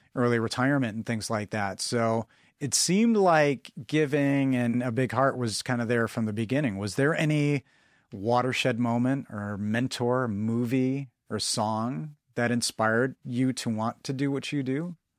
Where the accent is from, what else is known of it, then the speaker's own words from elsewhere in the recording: Midwest, United States; growing up as a Midwesterner